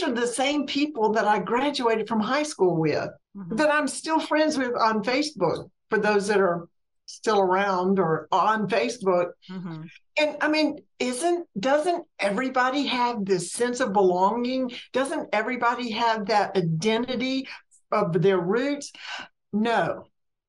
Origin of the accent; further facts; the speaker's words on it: Mississippi, United States; moved away as an adult; also born or lived in Alabama / Georgia / Florida / North Carolina; I grew up in a very small Mississippi town